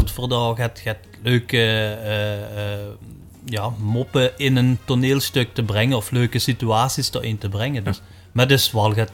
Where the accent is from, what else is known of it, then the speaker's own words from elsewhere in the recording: Belgium; Als Belg mocht ik dan meedoen